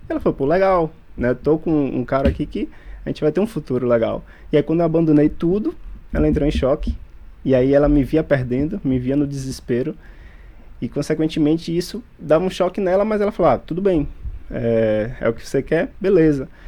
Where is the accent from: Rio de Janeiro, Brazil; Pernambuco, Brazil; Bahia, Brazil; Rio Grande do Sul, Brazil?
Bahia, Brazil; Feira de Santana; moved away as an adult; now in Salvador, Brazil; Na verdade, sou do interior da Bahia, ali de Feira de Santana, mas hoje moro em Salvador há uns cinco anos já